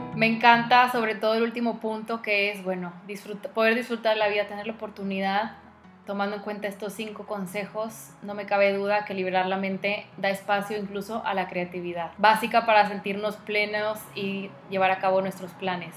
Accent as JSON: {"language": "Spanish", "country": "Mexico", "said": "aún siendo mexicana"}